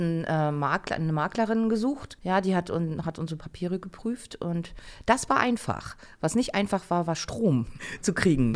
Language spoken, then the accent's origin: German; Germany; moved away; also born or lived in United States; als Deutscher